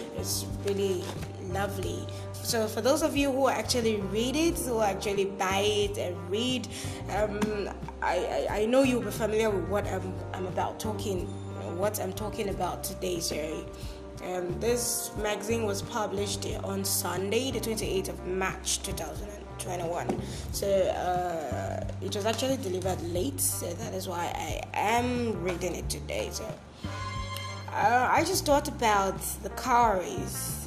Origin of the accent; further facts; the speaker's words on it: Bakassi, Cross River, Nigeria; I'm from Cross River State. I'm a native of Bakassi local government area